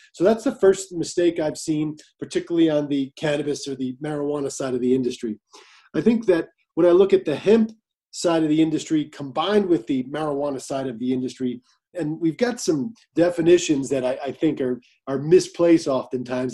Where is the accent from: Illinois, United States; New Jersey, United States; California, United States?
New Jersey, United States; now in Colorado, United States; New Jersey, my home state where I'm from